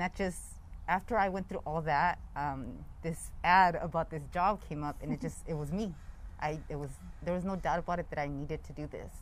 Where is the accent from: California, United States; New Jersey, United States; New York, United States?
California, United States; Lompoc; born and raised in the Lompoc area, yeah. North County